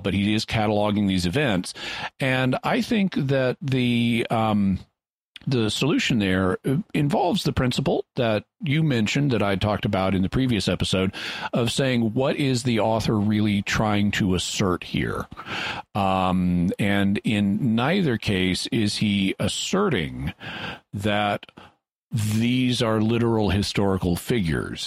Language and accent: English; United States; I'm an American